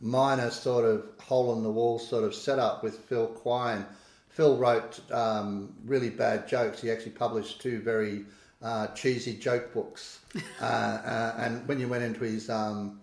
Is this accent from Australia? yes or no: yes; Kiama, New South Wales, Australia; also born or lived in Canoundra (unclear place name); we moved in about 1970 when my father became editor of the Kiama Independent